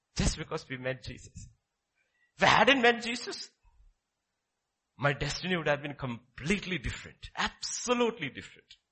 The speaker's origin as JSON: {"language": "English", "region": "Kerala", "country": "India", "tie": "born or raised there", "said": "my father brought me from that mountains to Kerala and dropped me there in class six"}